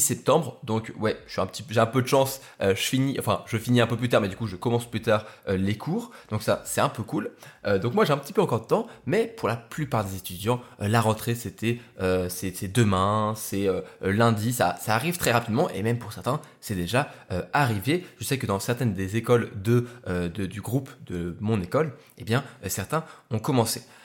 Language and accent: French; Lyon, Auvergne-Rhône-Alpes, France; je suis rentré sur, sur Lyon, dans ma ville, ma ville natale